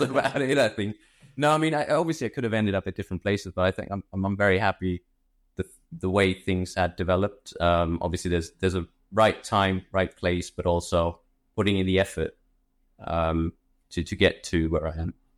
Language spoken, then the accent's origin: English; Germany; also born or lived in India / London; I grew up in Germany, originally from India